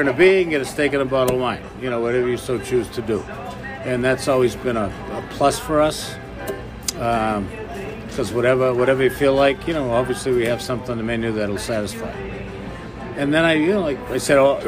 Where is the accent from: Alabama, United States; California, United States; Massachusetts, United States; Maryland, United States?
Massachusetts, United States; small town west of Boston; I grew up in Massachusetts, small town west of Boston